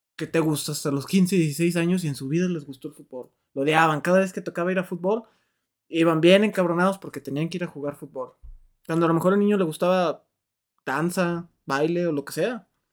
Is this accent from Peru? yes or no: no; Mexico; los mexicanos no somos así despectivos